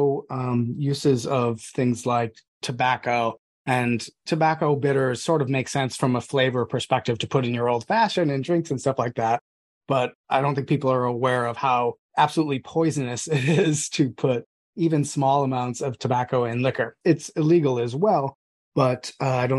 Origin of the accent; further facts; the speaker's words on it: United States; I'm also American